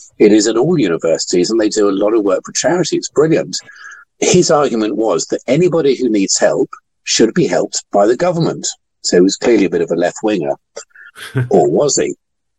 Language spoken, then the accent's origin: English; London, United Kingdom; I was born in Lambeth Hospital in 1970, and I lived with my parents in Bedford Road in Brixton.